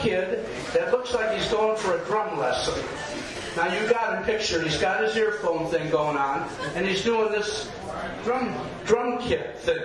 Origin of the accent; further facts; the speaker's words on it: Detroit, Michigan, United States; moved away as an adult; now in Portland, United States; I'm from Detroit